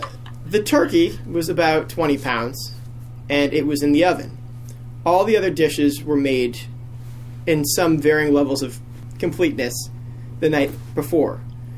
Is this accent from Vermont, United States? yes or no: yes; Sutton, Vermont, United States; moved away as an adult; now in Austin, United States; I'm from Sutton, Vermont.